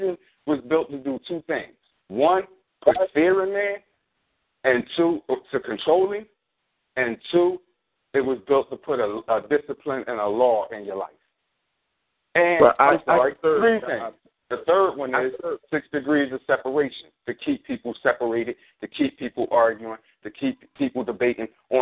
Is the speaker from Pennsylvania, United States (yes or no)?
yes; Philadelphia, Pennsylvania, United States; I'm from North Philly.